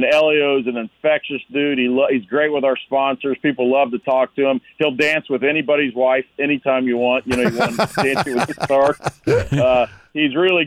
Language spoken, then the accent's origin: English; Gahanna, Ohio, United States; I grew up in Gahanna on the east side of Columbus there